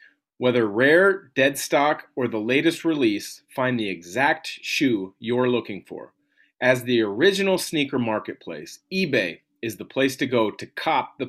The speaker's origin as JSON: {"language": "English", "region": "Southwest Washington", "country": "United States", "tie": "born or raised there", "said": "I grew up in Southwest Washington"}